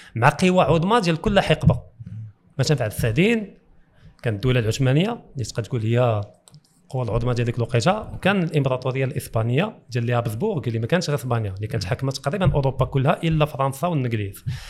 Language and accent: Arabic; Kenitra, Rabat-Salé-Kénitra, Morocco; انا مواطن مغربي كبرت في المغرب في قنيطره